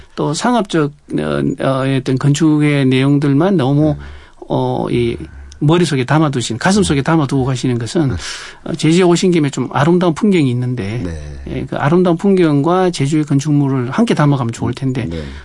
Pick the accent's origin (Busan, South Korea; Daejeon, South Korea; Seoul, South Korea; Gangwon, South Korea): Busan, South Korea; moved away as an adult; now in Jeju, South Korea; 원래 고향은 부산입니다.